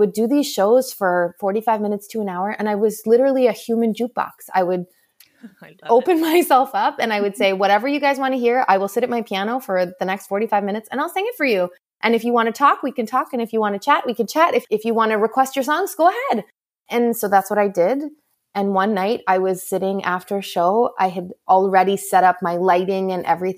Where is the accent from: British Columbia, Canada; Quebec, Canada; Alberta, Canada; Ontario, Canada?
Quebec, Canada; Montreal; moved away as an adult; now in Boston, United States; I grew up in Montreal. My family is all still there. And after I got married, we moved to Boston.